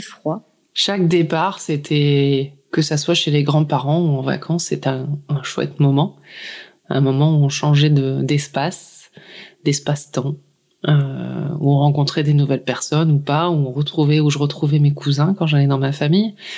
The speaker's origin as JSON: {"language": "French", "area": "near Lille, Ch'ti", "region": "Hauts-de-France", "country": "France", "tie": "born or raised there", "said": "Originaire du nord de la France, donc euh, vers l'île, Je suis une ch'ti."}